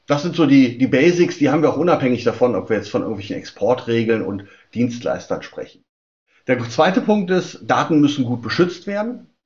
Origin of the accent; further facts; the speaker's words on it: Germany; Bei uns in Deutschland